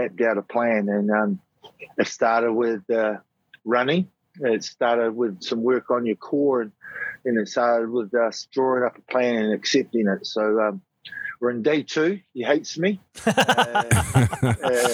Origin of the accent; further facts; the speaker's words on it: Nelson, New Zealand; also born or lived in Christchurch; We run a club here in my hometown of Nelson